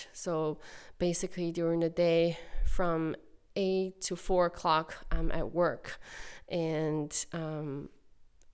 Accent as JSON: {"language": "English", "country": "China", "moved": "as an adult", "lives_now": "Cape Breton, Canada", "said": "I'm from China, and my city has over 5 million population"}